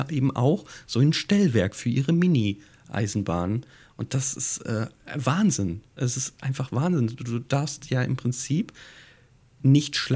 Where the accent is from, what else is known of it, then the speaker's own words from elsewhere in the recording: Hamburg, Germany; Mich erinnert das als Hamburger natürlich hier so ein bisschen an das Miniatur Wunderland